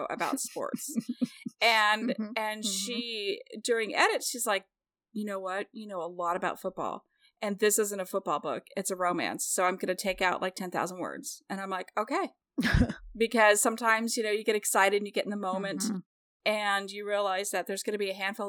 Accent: Kansas City, Missouri, United States; I'm from Kansas City where Patrick Mahomes is

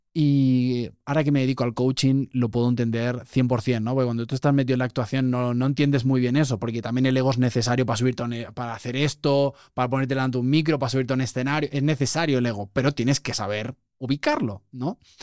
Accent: Spain; moved away; nuestro acento es muy marcado

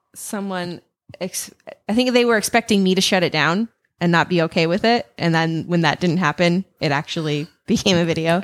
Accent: Ellensburg, Washington, United States; born and raised in Ellensburg, Washington

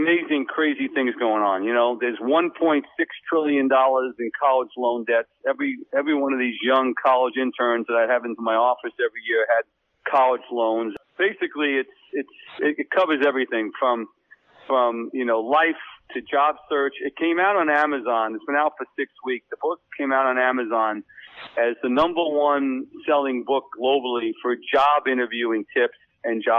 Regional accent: Bellmore, New York, United States; also born or lived in Bucks County, Pennsylvania; now in New Hope, United States; I'm originally from Belmore.

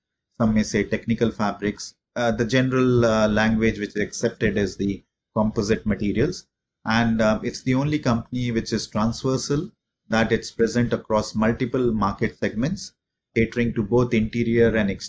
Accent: India; moved away as an adult; also born or lived in Paris; now in Singapore; I am based in Singapore. I've been living in Singapore for the last 15 years. I'm an Indian national, but I've been outside of India now for the last 20 plus years.

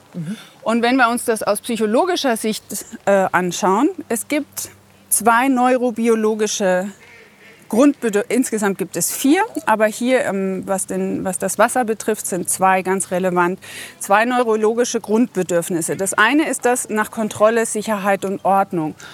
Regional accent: Bavaria, Germany; moved away as an adult; also born or lived in Baltic Sea coast; now in Carinthia, Austria; Ursprünglich aus Bayern

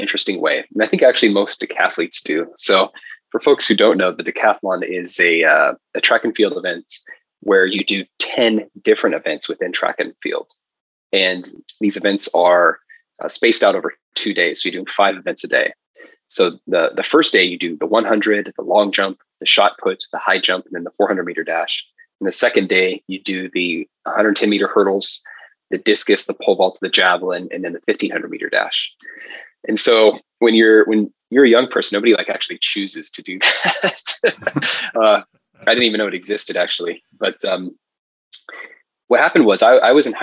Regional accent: Bend, Oregon, United States; also born or lived in Portland, Oregon; I was born in Portland, grew up in Central Oregon in Bend.

